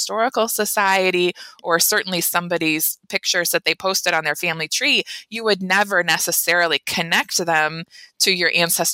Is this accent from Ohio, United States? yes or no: yes; Euclid, Ohio, United States; my hometown of Euclid, Ohio.